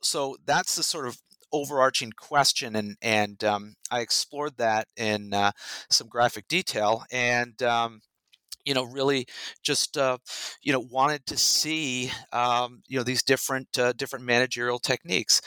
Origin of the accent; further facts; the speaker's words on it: Rhode Island, United States; moved away as an adult; also born or lived in Massachusetts / New York State; now in Texas, United States; I'm not from Texas. I grew up in Rhode Island in the Northeast